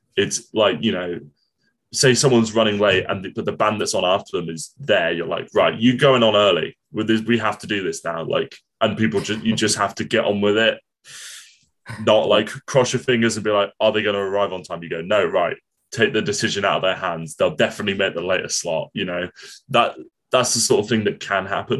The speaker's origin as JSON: {"language": "English", "town": "Portsmouth", "region": "South East England", "country": "United Kingdom", "tie": "born or raised there", "moved": "as an adult", "lives_now": "Cardiff, United Kingdom", "said": "when I was a kid, I grew up in Portsmouth"}